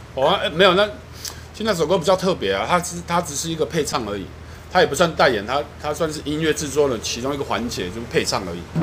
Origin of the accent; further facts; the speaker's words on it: southern Taiwan, Taiwan; 而且我是南部， 而且我南部我跟他是，呃，常常 平常生活讲台语大于中文的人